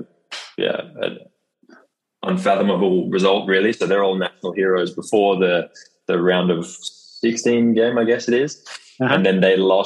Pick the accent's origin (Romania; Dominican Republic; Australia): Australia; Sydney, New South Wales; moved away as an adult; now in Rotterdam, Netherlands; I'm initially from Sydney, Australia. That's where I call home.